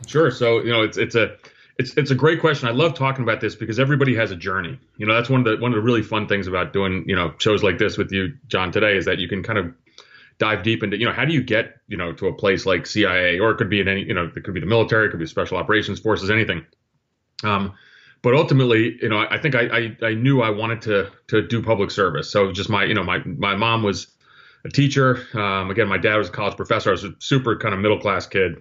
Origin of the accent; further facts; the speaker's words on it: New Jersey, United States; also born or lived in Athens, Greece / New York City; I grew up in New Jersey